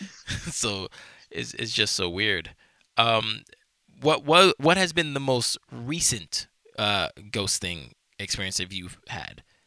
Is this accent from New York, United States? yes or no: yes; New York, United States; I'm from New York, I have been my entire life